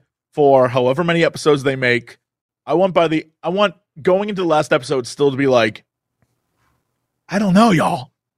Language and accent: English; France; I come from France.